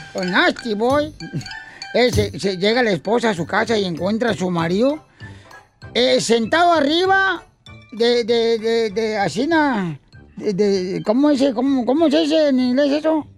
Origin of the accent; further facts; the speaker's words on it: Ocotlán, Jalisco, Mexico; now in United States; mi padre también se vino a Estados Unidos y nos quedamos mi mamá y yo en Ocotlán, Jalisco